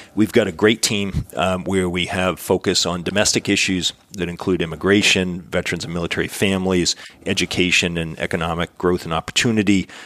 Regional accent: Boston, Massachusetts, United States; moved away as an adult; now in Dallas, United States; I'm from Boston

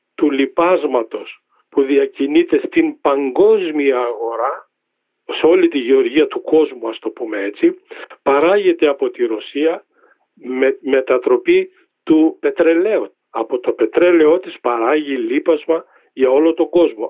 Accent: Drama, Eastern Macedonia and Thrace, Greece; moved away; Πηγαίνω στην ιδιαίτερη πατρίδα μου, στη Δράμα

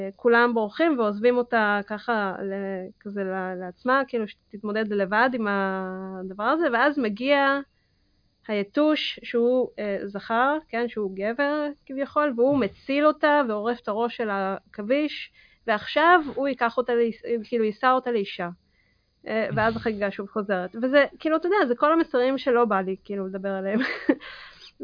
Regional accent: Israel; also born or lived in Kazakhstan; אני נולדתי בקזחסטן ועליתי בגיל 6 לישראל

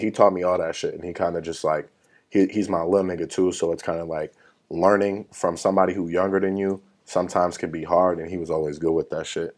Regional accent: Woodbury, Minnesota, United States; I'm from Woodbury, Minnesota, the suburbs

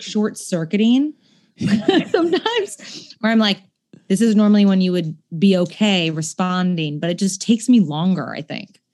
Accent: Seattle, Washington, United States; moved away; I grew up in Seattle

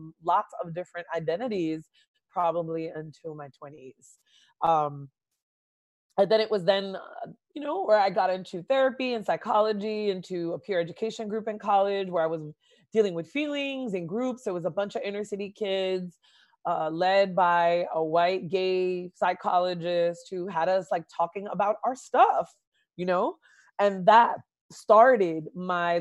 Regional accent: Jersey City, New Jersey, United States; I grew up in the inner city and center city, I would say, of Jersey City, New Jersey.

